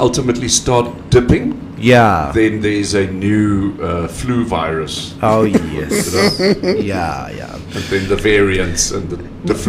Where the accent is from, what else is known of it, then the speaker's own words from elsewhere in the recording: Tsumeb, Oshikoto Region, Namibia; now in Windhoek, Namibia; my hometown of Tsumeb.